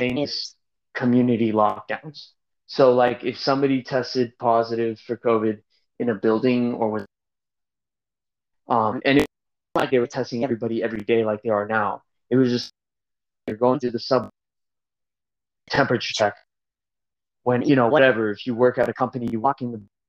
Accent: West Coast, United States; now in Shanghai, China; I'm from the West Coast.

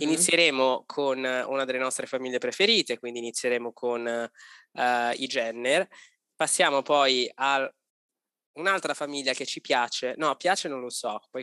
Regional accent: Italy; moved away as an adult; noi abbiamo avuto la fortuna di lasciare l'Italia per decisione, non per necessità

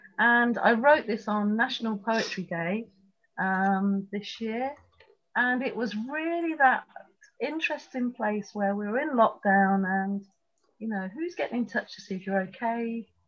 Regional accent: Tripoli, Tripoli District, Libya; born there; You may not know I was born in Tripoli in Libya.

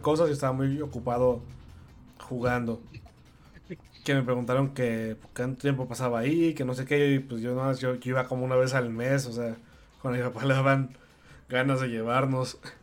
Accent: Tepic, Nayarit, Mexico; en Tepic, mi ciudad natal

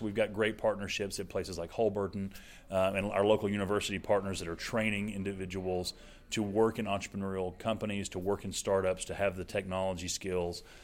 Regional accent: Alabama, United States; moved away as an adult; also born or lived in Birmingham, Alabama; now in Oklahoma, United States; I'm not from Oklahoma, as you can probably tell by the accent. Uh, born in Alabama, spent the last 17 years there

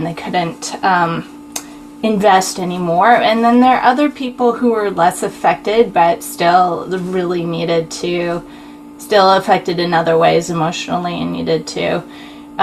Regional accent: Utah, United States; also born or lived in Texas; I was born in Texas. I was raised in Utah.

